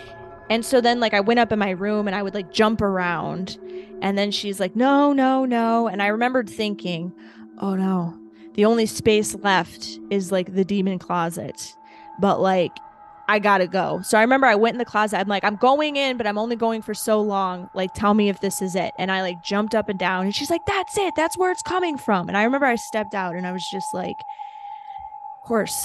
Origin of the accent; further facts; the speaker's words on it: Ohio, United States; I'm from Ohio